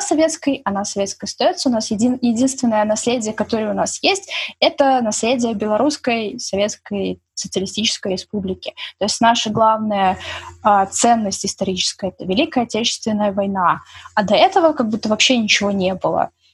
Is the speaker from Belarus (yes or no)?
yes; Belarus